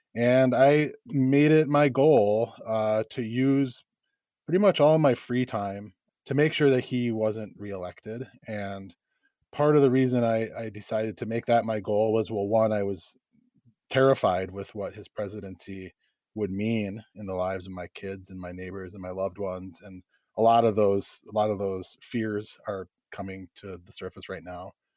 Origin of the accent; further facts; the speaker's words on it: Eau Claire, Wisconsin, United States; also born or lived in Chippewa Falls / Dunn County; I grew up in Eau Claire and Chippewa Falls, which are very close to here